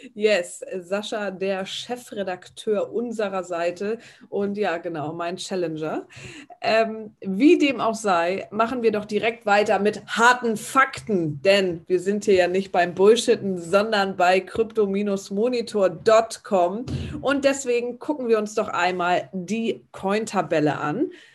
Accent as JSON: {"language": "German", "region": "Northern Germany", "country": "Germany", "said": "bei uns im Norden"}